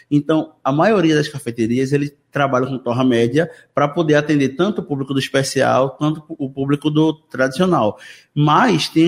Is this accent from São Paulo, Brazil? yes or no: no; Jaboatão dos Guararapes, Pernambuco, Brazil; eu sou de Jabotão também